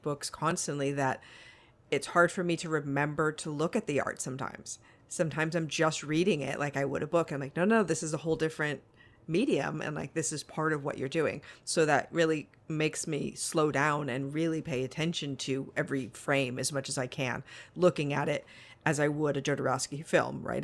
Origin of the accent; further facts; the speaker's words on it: Las Vegas, Nevada, United States; I'm from Las Vegas.